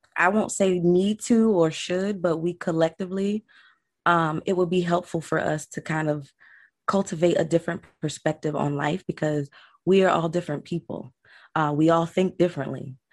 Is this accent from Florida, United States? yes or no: yes; Delray Beach, Florida, United States; also born or lived in Broward County, Florida; I'm from Delray Beach, born and raised. I was born in Florida. I am a true Floridian